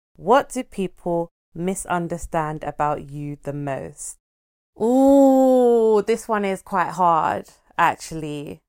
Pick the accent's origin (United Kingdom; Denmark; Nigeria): Nigeria; I'm a Nigerian, Igbo to be precise.